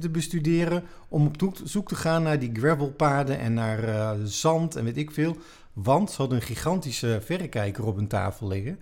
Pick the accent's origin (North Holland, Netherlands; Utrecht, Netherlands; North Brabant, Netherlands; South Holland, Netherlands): Utrecht, Netherlands; ik kom uit Utrecht